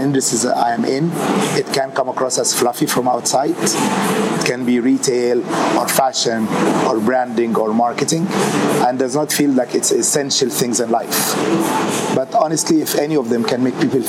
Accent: Wales, United Kingdom; moved away; I'm Greek Egyptian, born in Wales.

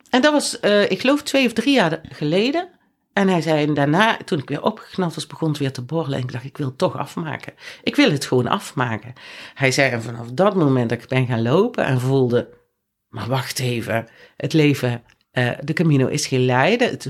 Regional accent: Netherlands; wij komen in het centrum van Leon met z'n drieën, toevallig drie Nederlanders bij stoplicht

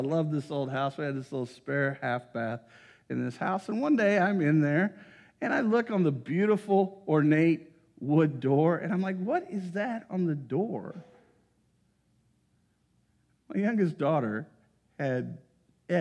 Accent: Greensburg, United States; my hometown of Greensburg

